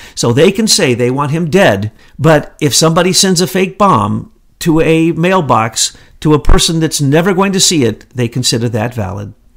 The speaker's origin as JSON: {"language": "English", "region": "the Ozarks", "country": "United States", "moved": "yes", "said": "I'm from the Ozarks"}